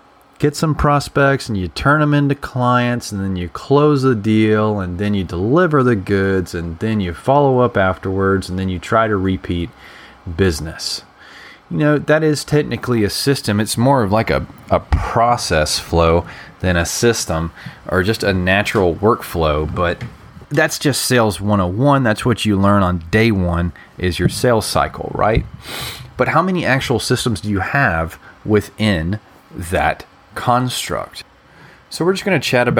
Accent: Alabama, United States; I'm also from Alabama too

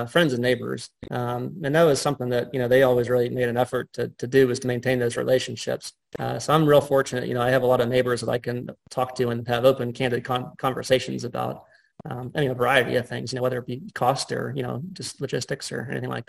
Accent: Cranberry Township, Pennsylvania, United States; I grew up outside of Cranberry, or outside of Pittsburgh, rather, in Cranberry Township.

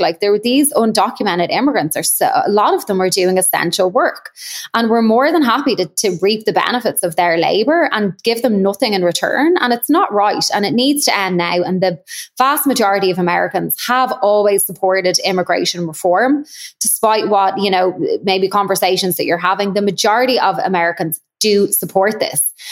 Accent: Ireland; now in Chicago, United States; I obviously will always be Irish

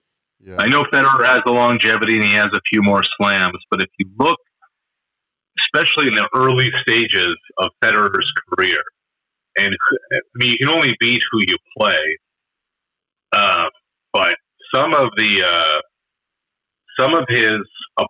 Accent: Canada; as a Canadian, that was something that we wrote about, and we did a feature for Sportsnet Central.

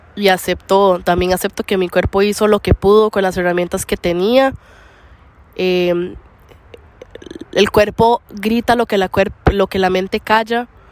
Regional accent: Costa Rica; moved away; en, mí mismo, en, en, Costa Rica

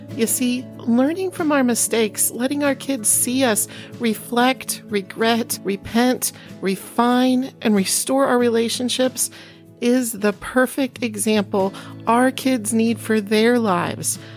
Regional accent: Iowa, United States; moved away; also born or lived in Oklahoma / Chicago; I was born in Oklahoma, grew up as a farm girl in Iowa

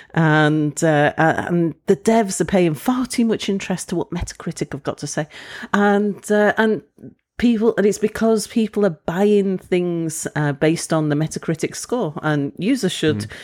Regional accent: United Kingdom; moved away as an adult; I'm British

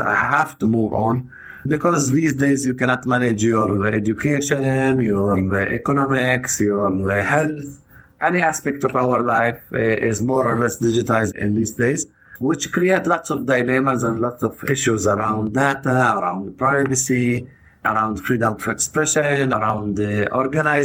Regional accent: Tayibe, Center District, Israel; moved away as an adult; now in Haifa, Israel; I am originally from Taibe, which is a village that is in the center of the country

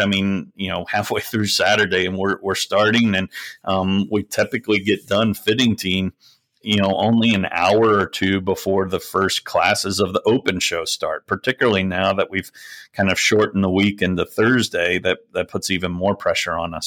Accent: southeast Pennsylvania, United States; moved away; also born or lived in Lancaster County / Doylestown / Bucks County; I grew up on a dairy goat farm, but, um, it, it was actually in southeast Pennsylvania, not far from, uh, Harrisburg.

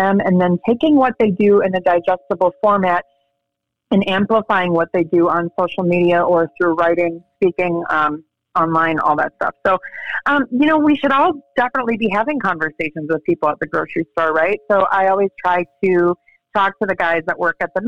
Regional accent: Wisconsin, United States; moved away as an adult; also born or lived in Los Angeles / China / Chicago; now in Gainesville, United States; where I grew up in Wisconsin

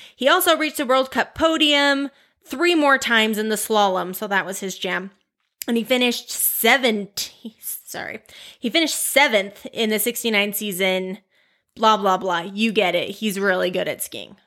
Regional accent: Utah, United States; I'm from Utah

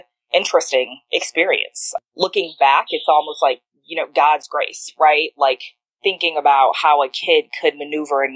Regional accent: Detroit, Michigan, United States; also born or lived in St. Louis; I was born in Detroit, Michigan. And I moved around every year of my childhood, pretty much. So from Detroit, moved around Detroit in the greater Detroit area. But I definitely identify as a Detroiter.

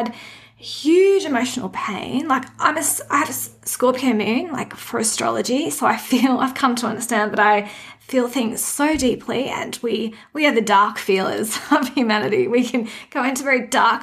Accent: Redcliffe, Queensland, Australia; also born or lived in Hobart, Tasmania / Forbes, New South Wales; So I did most of my growing up in Redcliffe, actually. So yeah, that's where I kind of grew up.

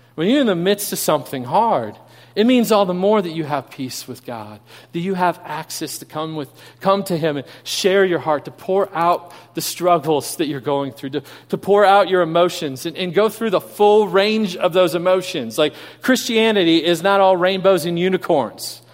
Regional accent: Kansas City, Missouri, United States; moved away; I grew up in Kansas City.

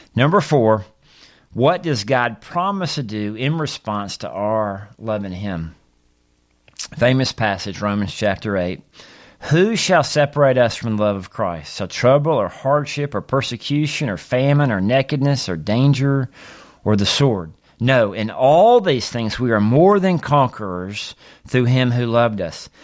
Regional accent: Mississippi, United States; as a young boy growing up in Mississippi

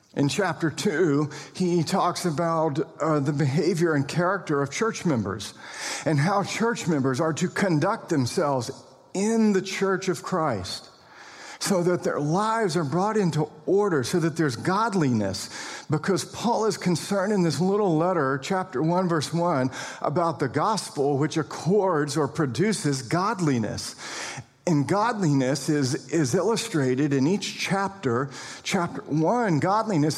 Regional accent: United States; we're also citizens of the kingdom of the United States of America. We're American citizens.

